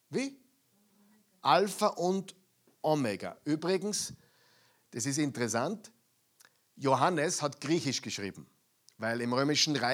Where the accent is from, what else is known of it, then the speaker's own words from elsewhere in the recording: Austria; also born or lived in United States; Äh, ich habe zehn Jahre in Amerika gelebt, aber ich bin Österreicher. Ja? Und viele Dinge in meinem Kopf sind nur österreichisch, auch wenn ich Englisch spreche.